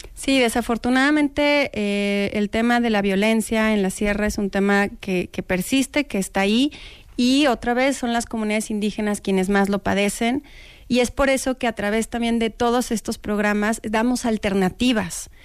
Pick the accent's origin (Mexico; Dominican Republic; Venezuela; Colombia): Mexico; como mexicanos